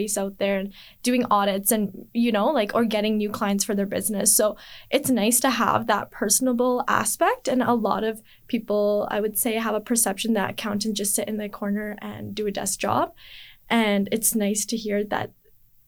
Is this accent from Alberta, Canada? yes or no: yes; Edmonton, Alberta, Canada; So I was born and raised in Edmonton